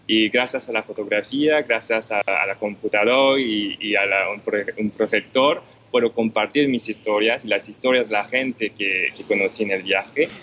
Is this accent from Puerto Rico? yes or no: no; Montreal, Quebec, Canada; yo nací afortunadamente en Montreal. Entonces personalmente no conocí la guerra, pero crecí con todas las historias de, mis padres